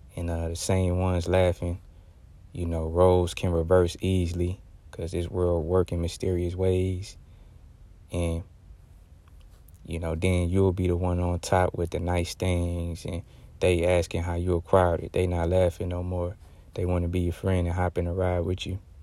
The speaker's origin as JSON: {"language": "English", "region": "Texas", "country": "United States", "tie": "born or raised there", "said": "Texas related, because, uh, this is, uh, my home state"}